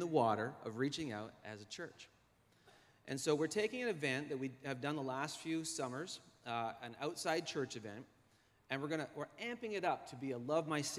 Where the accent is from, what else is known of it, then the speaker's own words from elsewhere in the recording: Halifax, Nova Scotia, Canada; I was born in Halifax at the Grace Maternity Hospital